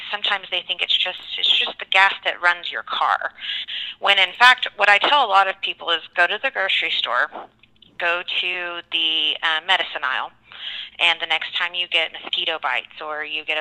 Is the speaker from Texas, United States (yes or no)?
yes; Texas, United States; now in Oklahoma, United States; I was born and raised in Texas